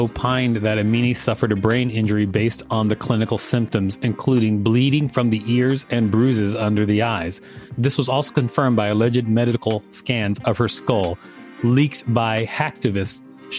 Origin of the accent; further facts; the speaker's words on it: United States; Being an American